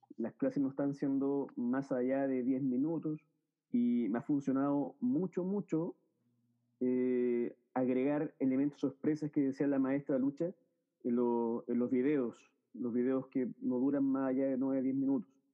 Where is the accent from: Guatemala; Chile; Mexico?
Chile; soy de Chile